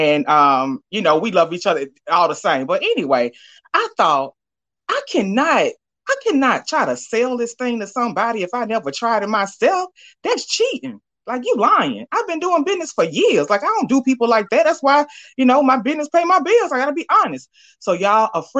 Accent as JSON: {"language": "English", "region": "Alabama", "country": "United States", "said": "I'm from Bama"}